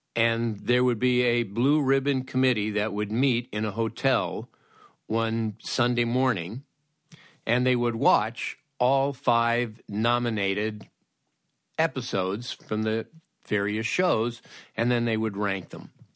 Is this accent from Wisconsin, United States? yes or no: no; Los Angeles, California, United States; when I was a teenager, growing up in Woodland Hills